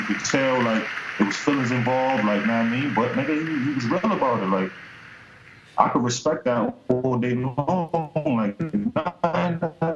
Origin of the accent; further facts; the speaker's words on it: New York City, New York, United States; I'm from Webster, 183rd. Like, you know what I mean? But I'm from the Bronx.